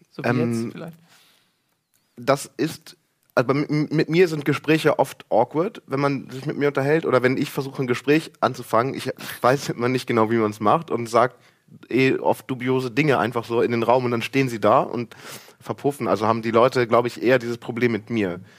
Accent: Germany; Also ich bin halt Friese eigentlich, ne?

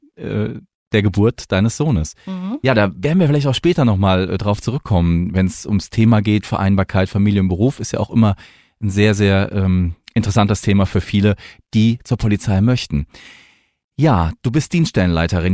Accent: Mannheim, Baden-Württemberg, Germany; accent: Mannheim dialect; ich bin ja gebürtig eher aus dem Ländler, also ich bin aus Monnem

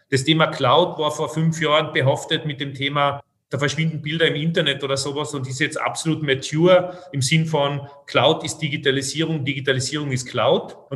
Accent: Austria; ich sprich sozusagen als Österreicher und als, als, als Kenner der Branche.

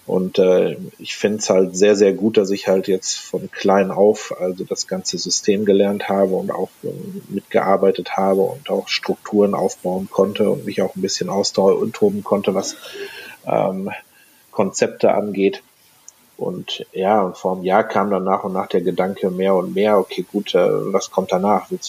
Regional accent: North Rhine-Westphalia, Germany; wie gesagt, ich komme aus NRW

